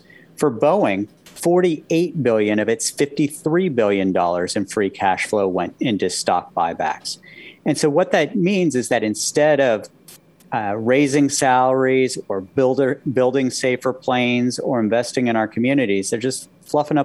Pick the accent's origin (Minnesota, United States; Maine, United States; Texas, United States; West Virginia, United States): West Virginia, United States; when I was growing up in West Virginia